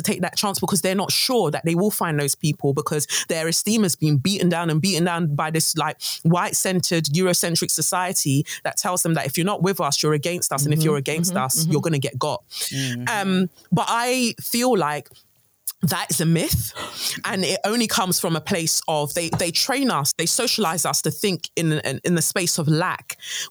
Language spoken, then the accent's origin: English; London, United Kingdom; also born or lived in Nigeria; I'm a Nigerian girl, 5 years old. I come to England, London. All I see is like lots of white people. Luckily, I moved to an area in South London, Peckham